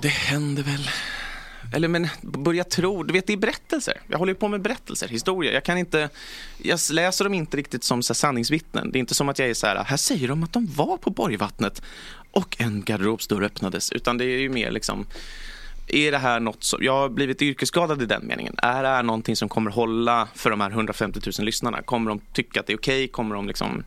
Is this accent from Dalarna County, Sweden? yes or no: no; Stockholm, Stockholm County, Sweden; also born or lived in Järna; fyra generationer stockholmare